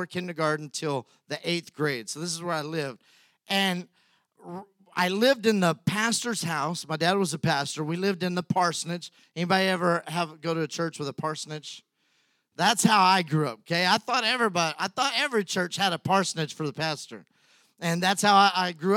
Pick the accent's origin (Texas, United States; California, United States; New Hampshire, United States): Texas, United States; Brownfield; now in Humble, United States; When I was a kid, I grew up in Brownfield, Texas